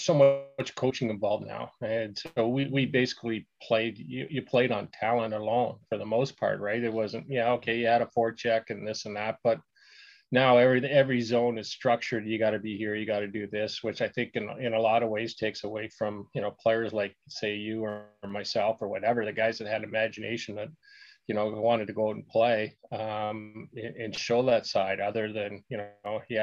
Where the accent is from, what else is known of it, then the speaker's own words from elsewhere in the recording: Aurora, Ontario, Canada; also born or lived in London, Ontario; I grew up in Aurora. So I'm a small town guy